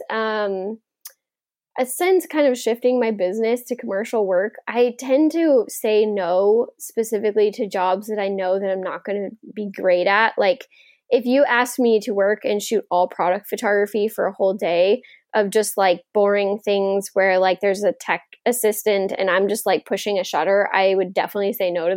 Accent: Texas, United States; growing up in Texas

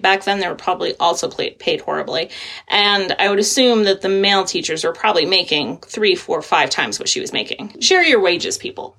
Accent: Maine, United States; I grew up in Maine

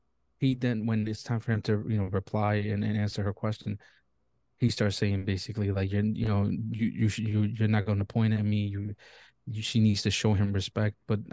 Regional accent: New York, United States; And I think it's just completely unfair because as a New Yorker, like everything's due to inflation as it is, right?

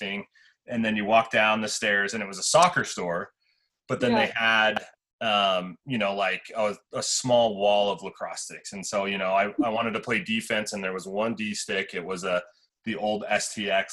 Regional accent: Salt Lake City, Utah, United States; Coach Nash and I both went to Highland

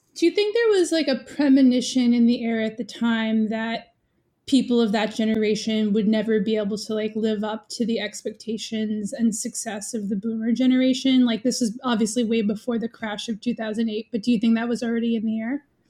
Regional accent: New York City, New York, United States; I, I grew up in New York City

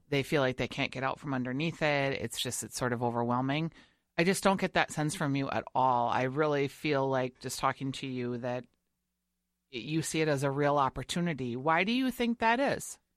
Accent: Minnesota, United States; I am from Minnesota

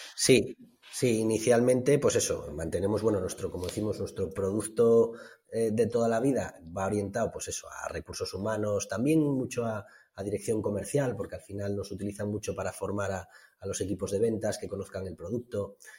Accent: Somiedo, Asturias, Spain; mi pueblo, que bueno, Somiedo es un, consejo concejo aquí en, el norte de Asturias

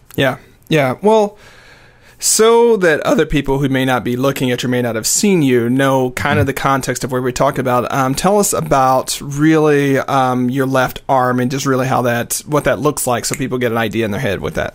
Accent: the South, United States; I was raised in the South

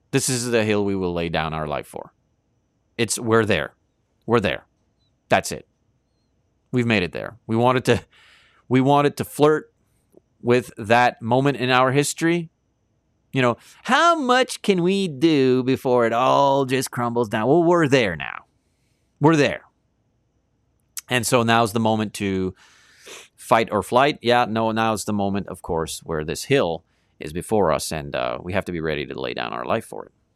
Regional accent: Canada

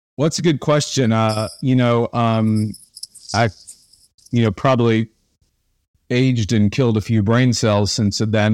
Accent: Tulsa, Oklahoma, United States; I grew up in Tulsa, Oklahoma

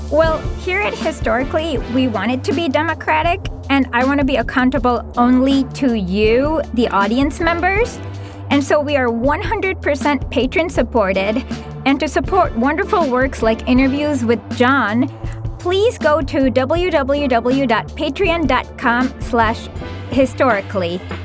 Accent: India; As an Indian

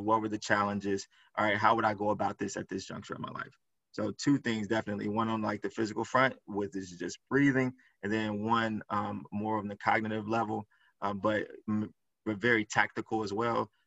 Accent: Chicago, Illinois, United States; So I grew up in Chicago, inner city

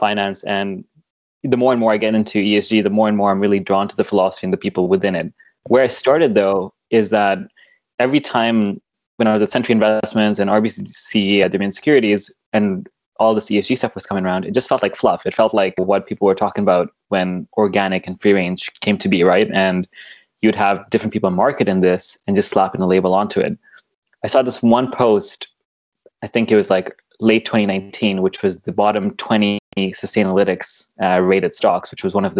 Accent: Kenya; moved away; where I grew up in Kenya

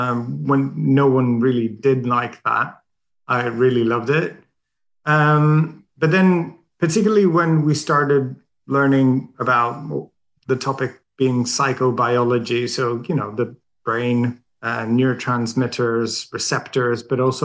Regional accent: Sweden; English is a second language; So I think it's a bit of a funny story because I'm Swedish. I grew up in Sweden

